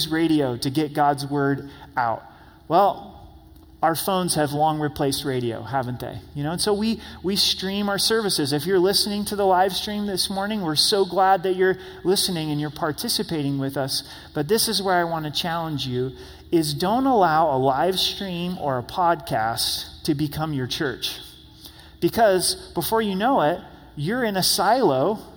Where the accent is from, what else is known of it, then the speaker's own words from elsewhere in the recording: United States; us as American Christians, me included